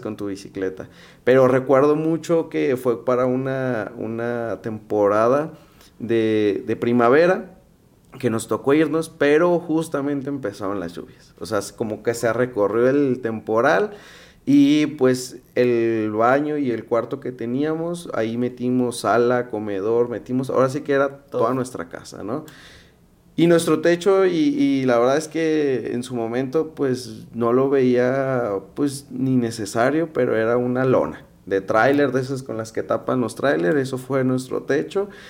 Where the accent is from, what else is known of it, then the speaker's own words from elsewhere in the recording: Guadalajara, Jalisco, Mexico; yo vengo de Guadalajara